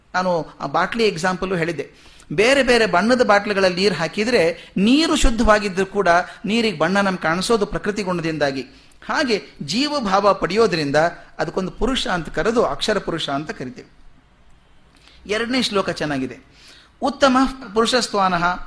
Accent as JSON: {"language": "Kannada", "region": "North Karnataka", "country": "India", "moved": "yes", "said": "ನಮ್ಮ ಕಡೆ ನಾರ್ತ್ ಕರ್ನಾಟಕ ಕಡೆ"}